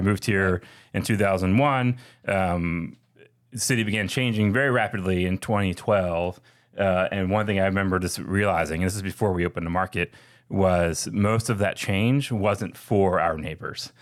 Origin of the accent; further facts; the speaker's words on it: Philadelphia, Pennsylvania, United States; now in Atlanta, United States; I'm from Philly